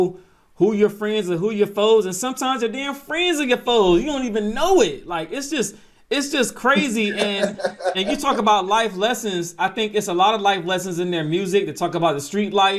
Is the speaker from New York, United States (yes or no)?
no; Atlanta, Georgia, United States; I'm not from Memphis, I'm from Atlanta